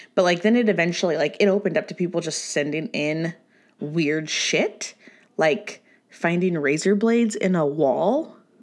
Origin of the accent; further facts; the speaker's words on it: Orange County, California, United States; I'm from Orange County